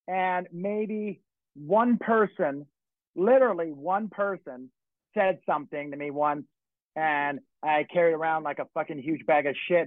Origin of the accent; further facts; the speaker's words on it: Los Angeles, California, United States; I grew up in Hollywood and I'm in the club scene since, you know, my teen, young teen